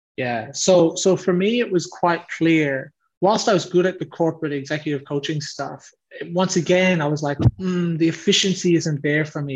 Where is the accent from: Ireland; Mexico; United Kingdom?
Ireland; Leitrim, Connacht; accent: Irish; moved away as an adult; now in Australia; me and my five siblings grew up with uh, with mum in Ireland alone. So we grew up in this very rural area. Um, it's called Leitrim.